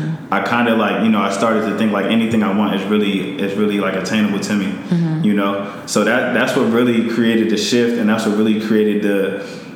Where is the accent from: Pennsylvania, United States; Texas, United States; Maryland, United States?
Maryland, United States; Montgomery County; out of Maryland, grew up in Montgomery County